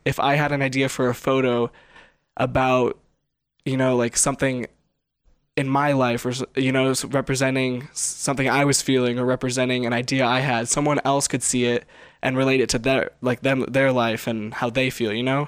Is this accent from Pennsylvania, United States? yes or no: no; Las Vegas, Nevada, United States; I grew up in Vegas